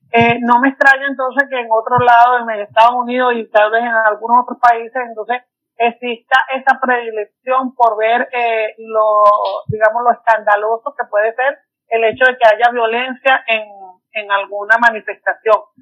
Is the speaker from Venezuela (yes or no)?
yes; Petare, Miranda, Venezuela; yo soy de Petare, que es una zona popular ah, eh, en Caracas. Eh, y nací, me crié en zonas populares.